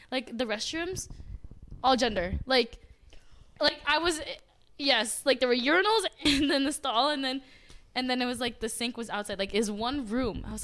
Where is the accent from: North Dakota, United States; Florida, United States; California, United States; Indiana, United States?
California, United States; Sacramento; I'm from Sacramento.